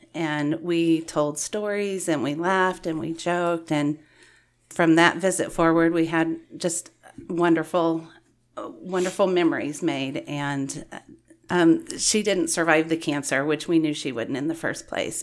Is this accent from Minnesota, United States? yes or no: no; Valley Center, Kansas, United States; I grew up in Valley Center, Kansas, so I've been a Kansas resident all my life